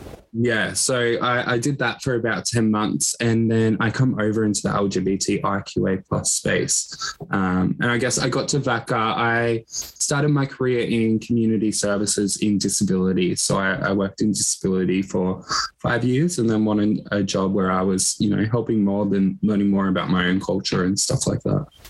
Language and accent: English; Echuca, Victoria, Australia; i grew up in Echuca, which is a small regional town on the border of victoria and new south wales